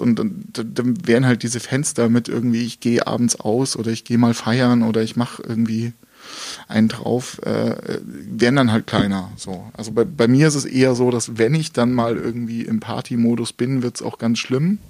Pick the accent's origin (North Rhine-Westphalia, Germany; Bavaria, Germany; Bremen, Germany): Bavaria, Germany; Gauting; also born or lived in Dresden, Germany; now in Munich, Germany; ich bin mit neun Jahren nach, nach München gezogen mit meinen Eltern.